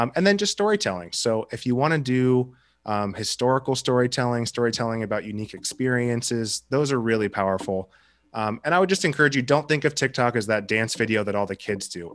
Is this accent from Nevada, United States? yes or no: no; Seattle, Washington, United States; I'm from Seattle